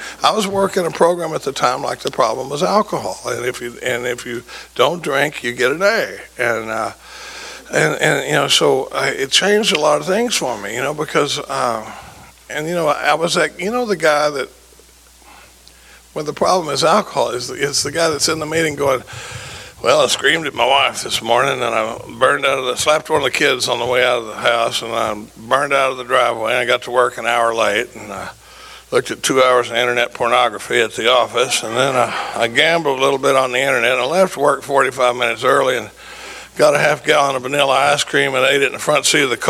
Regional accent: Dallas, Texas, United States; moved away as an adult; now in Austin, United States; And I grew up in Dallas, but I've been in Austin for 40 years.

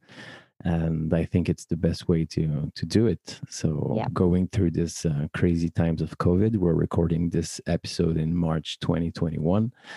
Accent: Paris, Île-de-France, France; professional ceremony officiant based in my hometown, Paris

